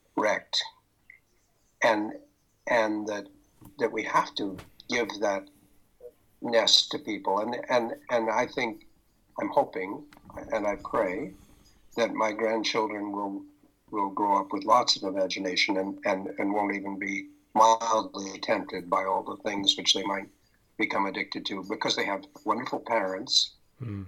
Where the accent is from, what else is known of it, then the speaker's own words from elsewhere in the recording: Pender Island, British Columbia, Canada; I am from Pender Island, British Columbia, and in Canada